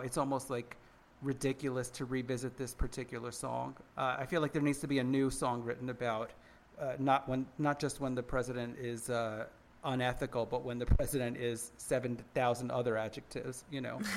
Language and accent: English; United States; we're all American